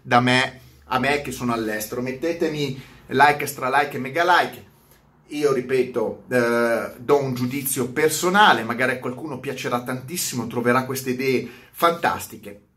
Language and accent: Italian; Milan, Lombardy, Italy; essendo milanese